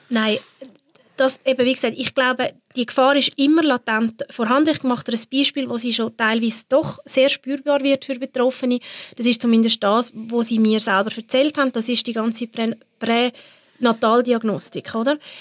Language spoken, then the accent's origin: German; Switzerland